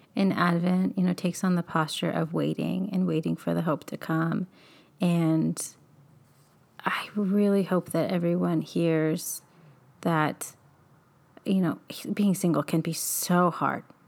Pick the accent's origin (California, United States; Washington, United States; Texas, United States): California, United States; Bakersfield; moved away; growing up in Bakersfield